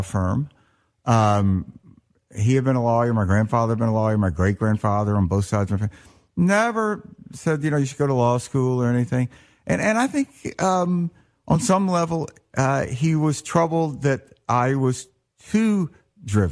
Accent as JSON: {"language": "English", "region": "Mississippi", "country": "United States", "tie": "born or raised there", "also_born_or_lived": "New York", "moved": "as an adult", "said": "when I grew up in Mississippi, which is the 60s, early 70s"}